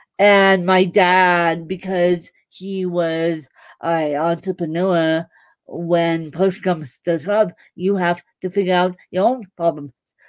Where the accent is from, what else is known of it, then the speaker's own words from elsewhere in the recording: Ireland; I am Bahamian, I'm Canadian, I'm Irish, but my main nationality is Irish.